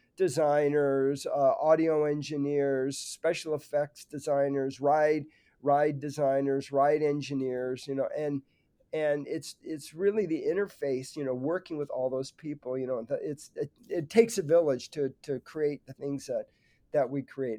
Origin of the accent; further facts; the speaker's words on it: Burbank, California, United States; grew up in Burbank, California, not so far from the Disney Studios